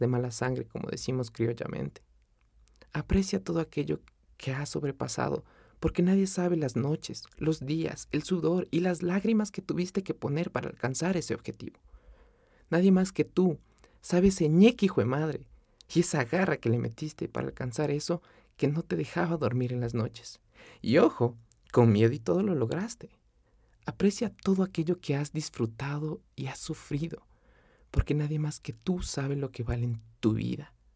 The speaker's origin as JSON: {"language": "Spanish", "town": "Quito", "region": "Pichincha", "country": "Ecuador", "tie": "born or raised there", "moved": "as an adult", "said": "Yo nací y crecí en Quito, capital del Ecuador, la carita de Dios"}